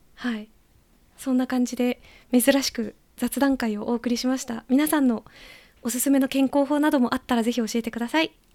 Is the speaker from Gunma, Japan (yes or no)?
yes; Gunma, Japan; 元々群馬県出身なので